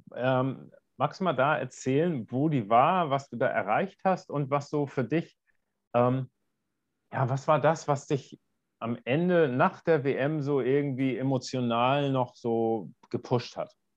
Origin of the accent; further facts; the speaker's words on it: Northern Germany, Germany; ich komme ja aus Norddeutschland